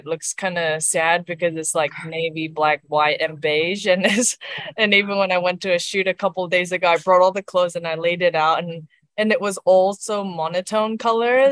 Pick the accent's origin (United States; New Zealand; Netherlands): New Zealand; also born or lived in South Korea; having that South Korean background. and being a Kiwi right now. So if I was one or the other, that wouldn't make me, because I am like a Koi, like a Korean Kiwi.